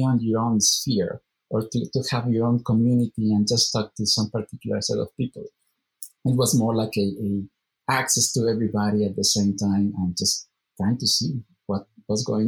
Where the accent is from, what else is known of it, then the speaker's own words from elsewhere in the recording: Guadalajara, Jalisco, Mexico; ITESO, which is in Guadalajara, my hometown